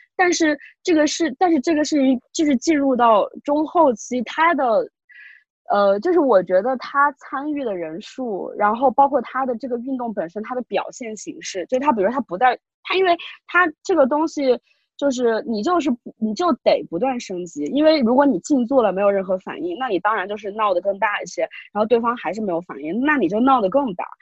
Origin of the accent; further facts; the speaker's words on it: China; moved away as an adult; now in Hong Kong; 我觉得我在大陆成长的时候